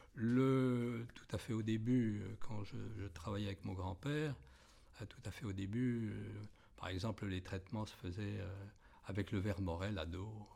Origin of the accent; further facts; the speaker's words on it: Balnot-sur-Laignes, Grand Est, France; also born or lived in Bagneux-la-Fosse; j'habite la région euh, depuis ma naissance. Je suis né dans un petit village euh, à, côté de, d'Hérissé qui s'appelle Balneau-sur-Laigne